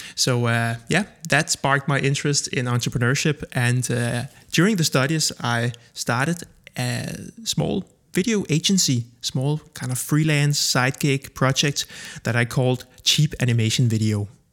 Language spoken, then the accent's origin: English; Copenhagen, Capital Region of Denmark, Denmark; I am born and raised in Copenhagen, Denmark